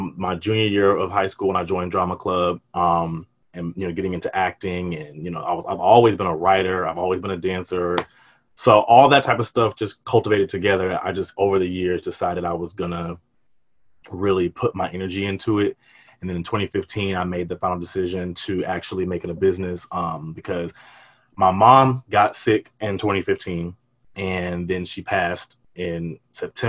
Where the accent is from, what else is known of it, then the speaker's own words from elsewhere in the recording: Atlanta, Georgia, United States; also born or lived in Washington, D.C.; I was born in DC, but then I was raised here in Atlanta